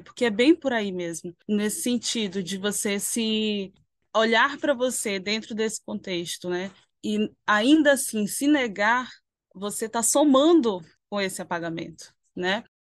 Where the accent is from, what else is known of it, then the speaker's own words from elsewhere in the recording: Manaus, Amazonas, Brazil; os meus parentes eles se veem como manauaras, porque nós somos daqui, nós nascemos nesse território